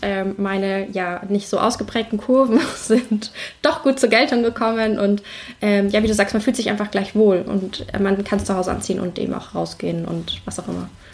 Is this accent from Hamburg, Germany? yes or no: yes; Hamburg, Germany; ich komme aus Hamburg